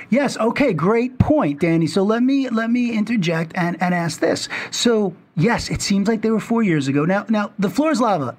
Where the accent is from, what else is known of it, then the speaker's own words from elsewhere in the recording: New York City, New York, United States; I grew up in Manhattan